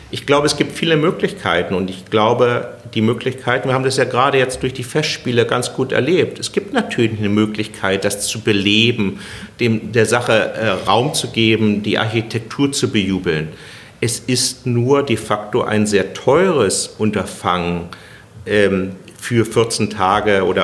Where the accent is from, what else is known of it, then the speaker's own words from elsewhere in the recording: Berlin, Germany; Also da, wenn, da freut wenn man sich was, als Berliner.